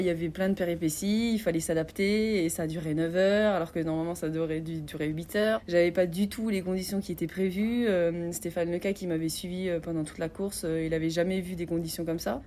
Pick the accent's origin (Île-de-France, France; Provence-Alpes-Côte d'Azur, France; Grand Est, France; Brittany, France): Grand Est, France; Sarreguemines; moved away as an adult; ici en Moselle, chez moi à Sarreguemines, parce que bah, c'est de là où je viens